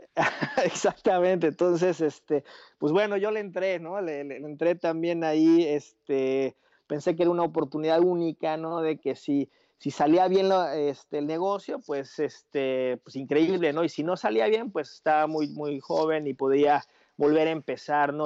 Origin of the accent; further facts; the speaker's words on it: Mexico City, Mexico; first language Spanish; moved away as an adult; yo soy mexicano, nací en la Ciudad de México, eh, crecí allá